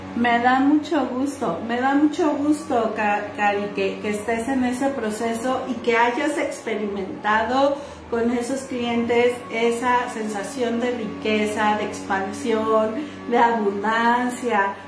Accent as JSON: {"language": "Spanish", "country": "Mexico", "said": "las que somos mexicanas"}